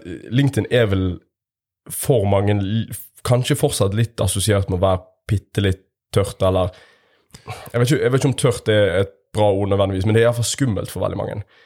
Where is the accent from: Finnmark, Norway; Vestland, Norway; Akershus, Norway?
Vestland, Norway; Bergen; accent: Bergen dialect; now in Stavanger, Norway; med bergensdialekt